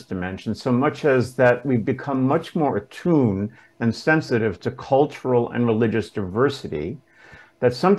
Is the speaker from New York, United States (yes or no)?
yes; New York City, New York, United States; also born or lived in Westchester, New York; I grew up in Brooklyn.